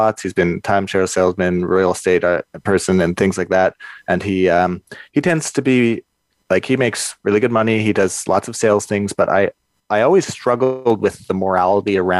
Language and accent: English; Kelowna, British Columbia, Canada; I grew up in Kelowna in the Okanagan